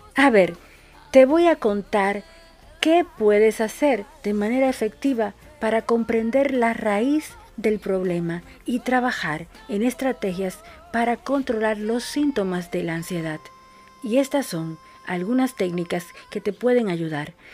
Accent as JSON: {"language": "Spanish", "country": "Dominican Republic", "moved": "yes", "lives_now": "Buenos Aires, Argentina", "said": "una dominicana en Argentina"}